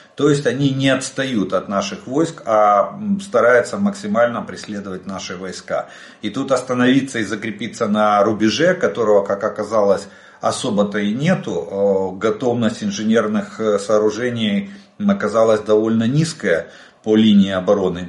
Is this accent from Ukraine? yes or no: yes; Ukraine; мы из Украины